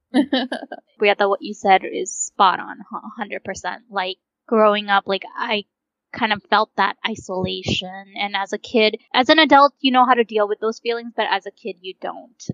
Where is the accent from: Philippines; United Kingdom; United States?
United States; also born or lived in India; I came to America when I was five years old, and growing up, my parents never had the money